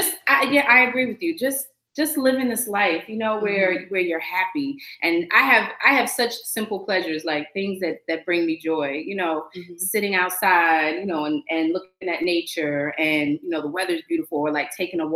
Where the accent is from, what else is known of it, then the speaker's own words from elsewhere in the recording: New York, United States; I'm such a New Yorker